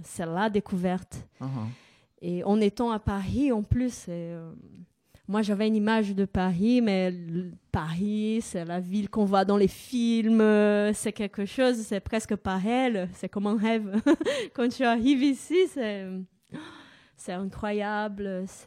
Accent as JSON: {"language": "French", "region": "São Paulo", "country": "Brazil", "tie": "born or raised there", "second_language": "French", "moved": "as an adult", "lives_now": "France", "said": "je suis née au Brésil et bah, j'ai passé toute ma vie là-bas euh, jusqu'à l'âge de 25 ans."}